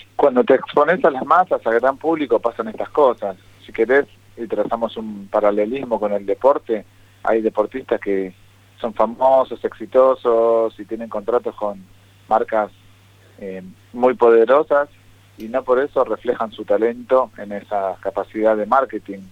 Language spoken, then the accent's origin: Spanish; Argentina; somos argentinos